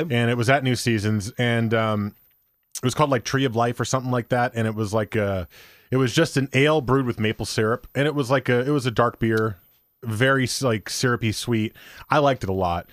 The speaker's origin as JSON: {"language": "English", "region": "New Jersey", "country": "United States", "tie": "born or raised there", "said": "I grew up in New Jersey"}